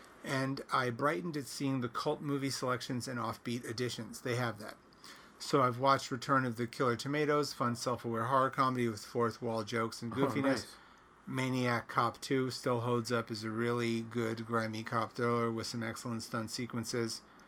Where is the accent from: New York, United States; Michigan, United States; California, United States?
New York, United States; accent: Long Island; now in Queens, United States; My accent is unmistakably Long Island, though not the Long Island stereotype, and I always felt more at place in Queens than anywhere else in the city